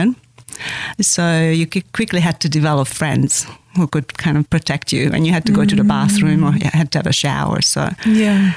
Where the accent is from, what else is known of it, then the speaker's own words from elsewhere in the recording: Hungary; English is a second language; also born or lived in Austria; now in Australia; when I decided to want to come to Australia on my way out of Hungary, I started learning the language